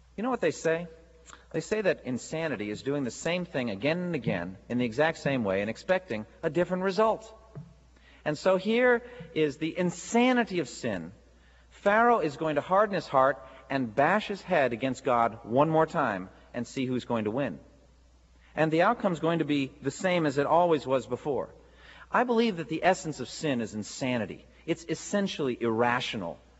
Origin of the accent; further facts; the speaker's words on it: United States; as American Christians